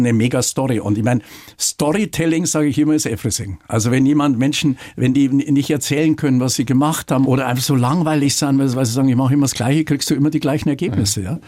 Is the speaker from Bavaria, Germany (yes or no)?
yes; Munich, Bavaria, Germany; also born or lived in Dorfen; ich bin äh, damals in Rammersdorf aufgewachsen